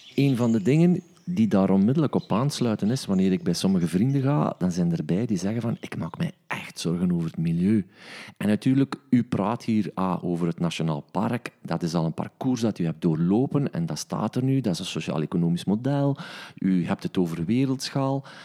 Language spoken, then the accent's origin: Dutch; East Flanders, Belgium; ik ben van Oost-Vlaanderen.